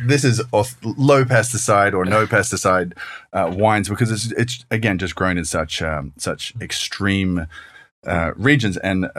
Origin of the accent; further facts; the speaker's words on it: Australia; because as an Australian, I remember growing up drinking